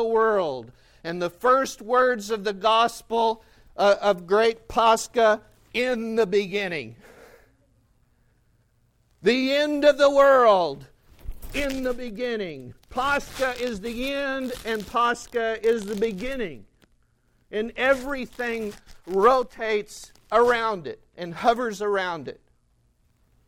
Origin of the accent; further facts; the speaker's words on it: United States; as an American